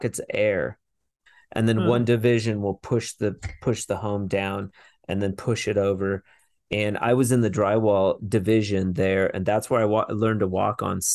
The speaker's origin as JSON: {"language": "English", "region": "Washington", "country": "United States", "tie": "born or raised there", "said": "we grew up in Washington"}